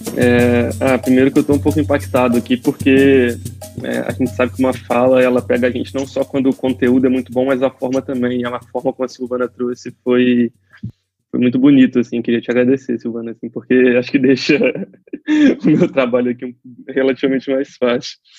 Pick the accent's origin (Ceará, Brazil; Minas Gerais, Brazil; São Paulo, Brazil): Minas Gerais, Brazil; Juiz de Fora; eu me formei em administração na Universidade Federal de Juiz de Fora, né, que é a minha cidade natal